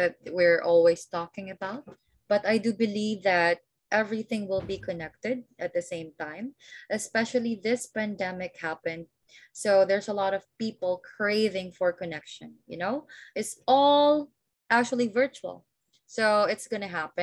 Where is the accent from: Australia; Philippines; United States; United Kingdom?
Philippines; I'm from the Philippines